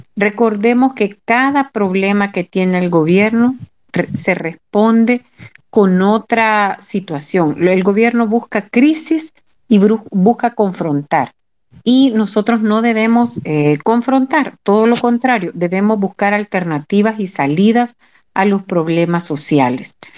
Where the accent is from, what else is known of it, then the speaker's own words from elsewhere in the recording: El Salvador; como salvadoreños y salvadoreñas